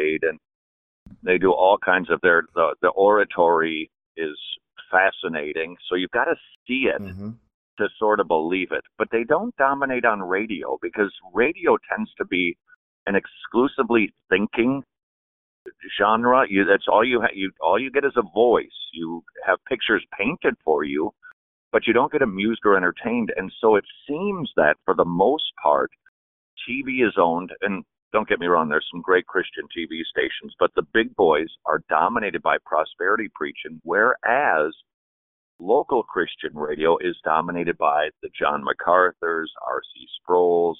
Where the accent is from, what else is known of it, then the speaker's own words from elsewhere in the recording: Minnesota, United States; now in Atlanta, United States; I come from Minnesota, and it's the land of 12,000 lakes and 8 black people